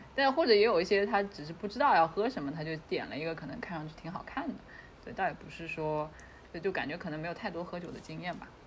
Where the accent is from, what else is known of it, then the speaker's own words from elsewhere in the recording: China; 我说，哦，中国来的